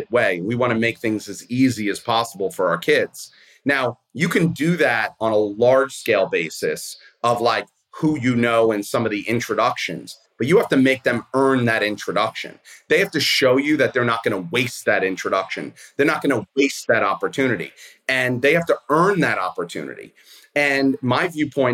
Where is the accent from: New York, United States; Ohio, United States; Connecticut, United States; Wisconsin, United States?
New York, United States; New York City; I grew up in Brooklyn. I'm a public school kid